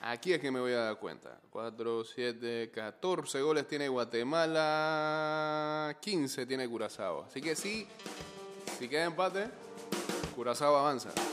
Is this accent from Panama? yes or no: yes; Panama